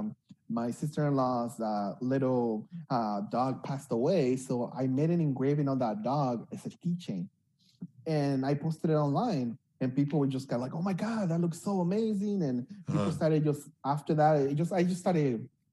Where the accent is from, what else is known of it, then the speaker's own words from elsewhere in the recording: Los Angeles, California, United States; also born or lived in Uruapan, Michoacán, Mexico / Denver, Colorado / Monterey Park; my parents brought me when I was about 8, 9 years old. And we came to East LA. I grew up most of my teenage years in East LA until I was about 16